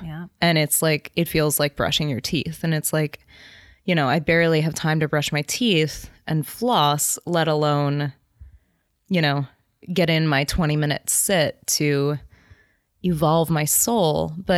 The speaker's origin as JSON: {"language": "English", "region": "New Jersey", "country": "United States"}